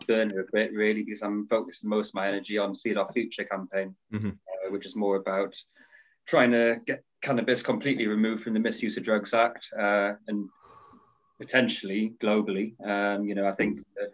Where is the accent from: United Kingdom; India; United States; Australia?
United Kingdom; Newcastle upon Tyne, North East England; accent: Geordie; moved away as an adult; now in Devon, United Kingdom; I'm a Geordie originally, so I'm from Newcastle. Lived there most of my life, but moved down to the southwest about 10 years ago, down to Devon